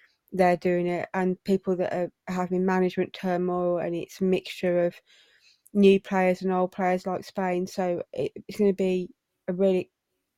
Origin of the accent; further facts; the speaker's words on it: England, United Kingdom; as English people who are living in England